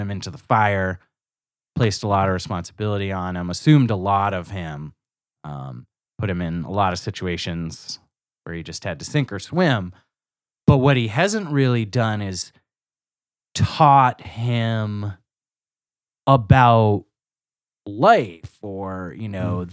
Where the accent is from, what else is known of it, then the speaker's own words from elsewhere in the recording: United States; as an American